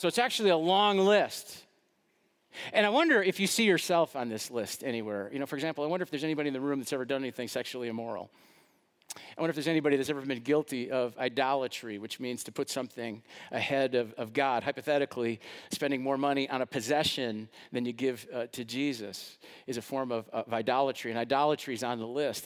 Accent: West Allis, Wisconsin, United States; I grew up in West Dallas and went to a lot of Brewer games at the old county stadium

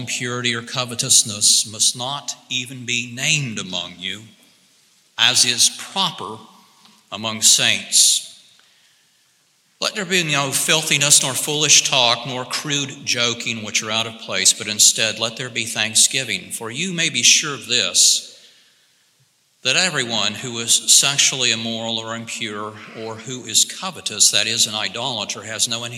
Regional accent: Alabama, United States; moved away as an adult; also born or lived in Laramie, Wyoming; I was raised in Alabama

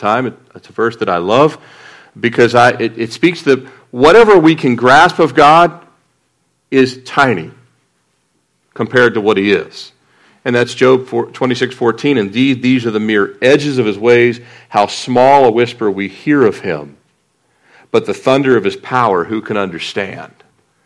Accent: Annapolis, Maryland, United States; moved away; also born or lived in Fort Lauderdale; I grew up in Annapolis

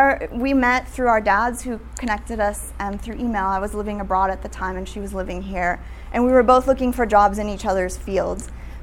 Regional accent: Guatemala; I grew up in Guatemala. I'm half Guatemalan, half American.

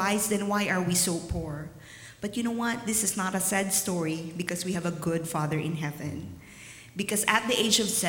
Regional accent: Philippines; moved away; growing up in the Philippines, it's really, really hard.

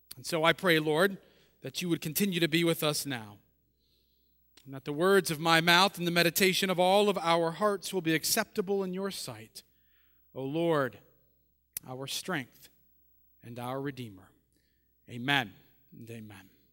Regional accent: just outside of New Orleans, Louisiana, United States; I was born just outside of New Orleans

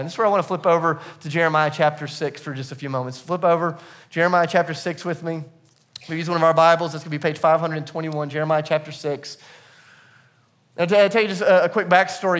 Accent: the South, United States; I'm from the South

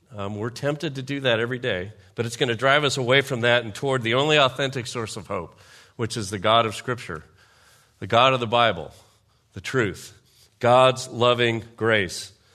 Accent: United States; I'm a patriot, I'm an American, I served in the military

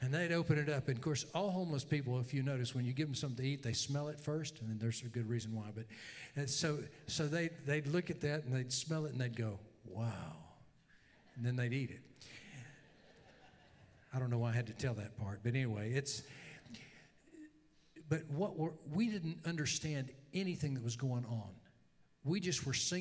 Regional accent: Louisiana, United States; I'm from Louisiana

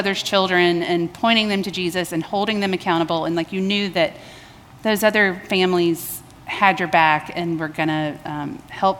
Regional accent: Baton Rouge, Louisiana, United States; now in Columbia, United States; I was born in Baton Rouge, Louisiana

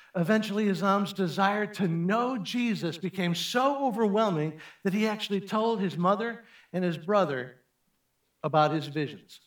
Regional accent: Chicago, Illinois, United States; I grew up in Chicago

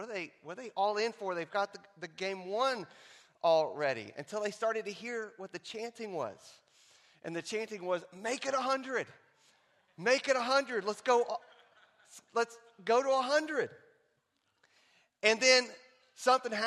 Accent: Texas, United States; here in Texas in my hometown

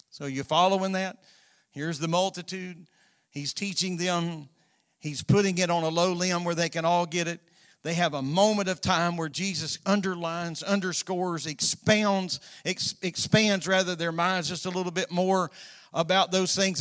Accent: Florida, United States; both of us been born and raised in Florida

